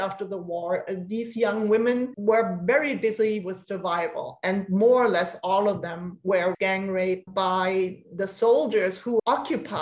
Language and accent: English; Germany; accent: German; English is a second language; moved away as an adult; also born or lived in Copenhagen, Denmark; I left Germany after high school quite quickly and studied in Denmark, in Copenhagen